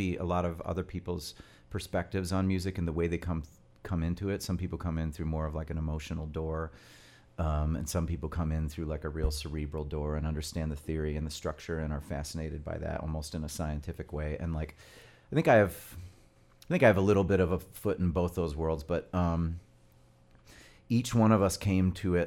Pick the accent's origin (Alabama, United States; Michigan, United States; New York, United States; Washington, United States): Michigan, United States; Royal Oak; also born or lived in Framingham, Massachusetts; I grew up in Royal Oak.